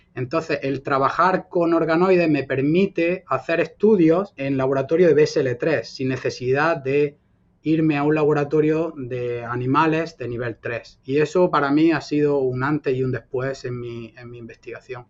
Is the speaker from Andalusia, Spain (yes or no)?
yes; Almería, Andalusia, Spain; moved away; also born or lived in Granada; yo soy español, andaluz, nacido en Almería y adoptado por Granada, donde estudié y ejercí mi profesión por 10 eh, años